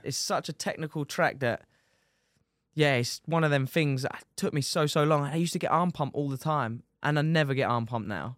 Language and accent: English; Dover, South East England, United Kingdom; I am from Dover